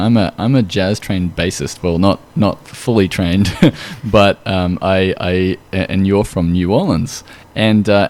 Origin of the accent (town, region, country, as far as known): Australia